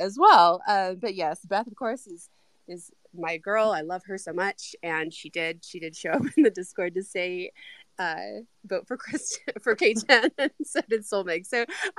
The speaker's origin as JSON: {"language": "English", "country": "United States", "said": "I'm American"}